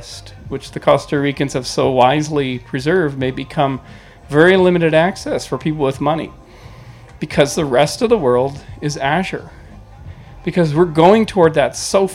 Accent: British Columbia, Canada; moved away; Where I grew up in British Columbia

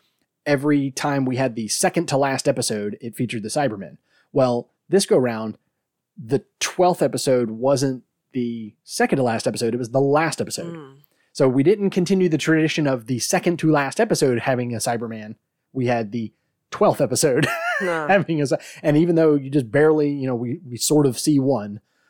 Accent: Australia; I'm like, I'm sorry, is my Scottish accent wrong? I'm Australian.

